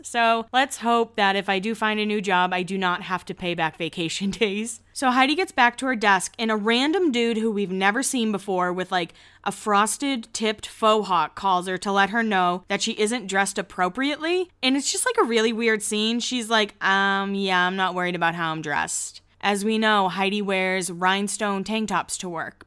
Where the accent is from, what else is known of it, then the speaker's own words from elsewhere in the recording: Boston, Massachusetts, United States; I grew up in Boston